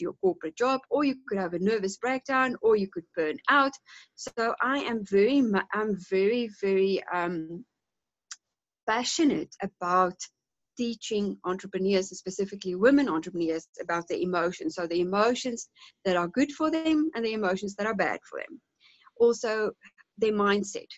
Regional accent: South Africa; also born or lived in Cape Town, South Africa; now in Johannesburg, South Africa; I grew up in a small town, about 600 kilometers from here, on a small holding

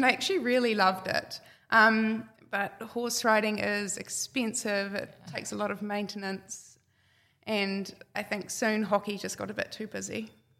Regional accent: Whangarei, Northland, New Zealand; I grew up in Whangarei. I grew up on a small farm. We just had some cows, some beef cows. I just went to the local school.

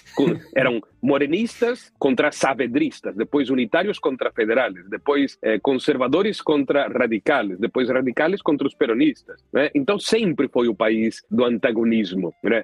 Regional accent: Londrina, Paraná, Brazil; now in Argentina; eu tenho 56 anos, eu me criei em Londrina

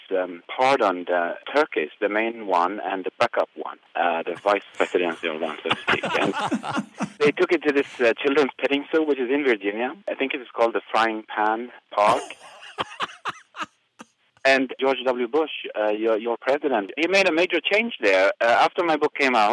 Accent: Sweden; moved away; I'm from Sweden

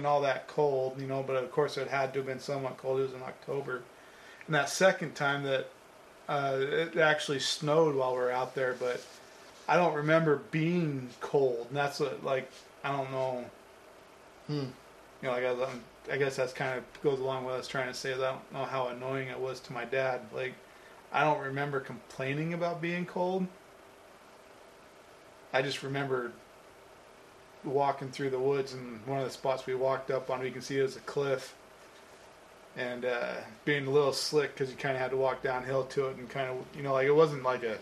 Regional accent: Las Vegas, Nevada, United States; I grew up in Las Vegas.

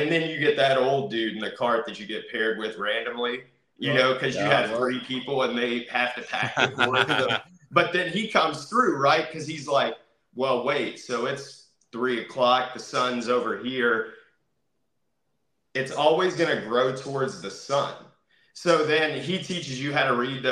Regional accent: Kentucky, United States; now in Florida, United States; So originally, I'm from Kentucky. I'm a Kentucky boy up in here.

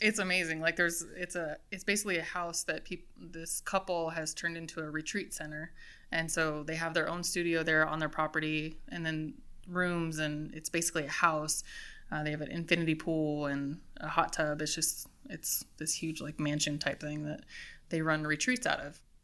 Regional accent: East Mountains, New Mexico, United States; I was from the East Mountains, and I love the East Mountains

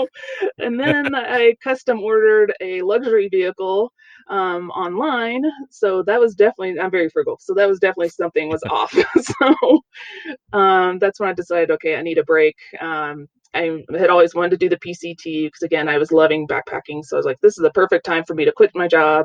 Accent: East Coast, United States; moved away as an adult; also born or lived in Seattle; I grew up on the East Coast

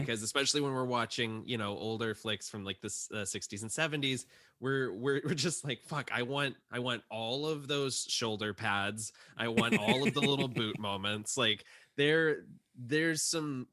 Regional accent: Panama City Beach, Florida, United States; I grew up in Panama City Beach.

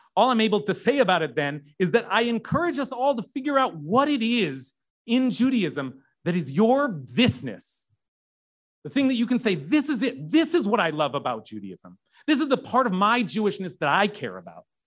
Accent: California, United States; I'm Californian

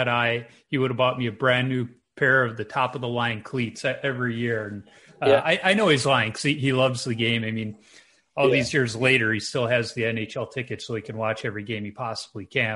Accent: Chicago, Illinois, United States; now in Minnesota, United States; I grew up in Chicago

